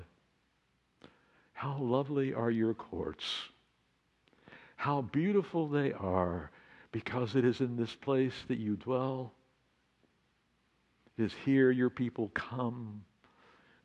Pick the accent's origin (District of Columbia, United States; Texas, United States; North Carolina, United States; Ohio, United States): Texas, United States; Texas Panhandle, United States; now in Laguna Beach, United States; I grew up on Route 66